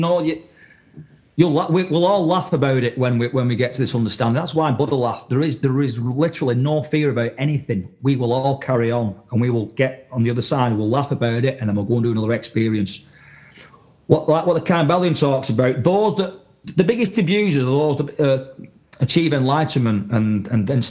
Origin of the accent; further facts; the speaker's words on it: the north of England, United Kingdom; moved away as an adult; now in New England, United States; I was raised in Northern England, mate, in a working class town